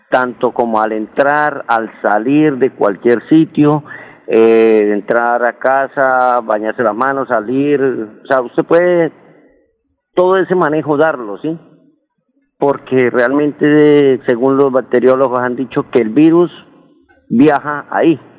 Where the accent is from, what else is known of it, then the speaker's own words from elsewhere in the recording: Bucaramanga, Santander, Colombia; yo lo que quería decirle a mi pueblo colombiano y en especial a mi Bucaramanga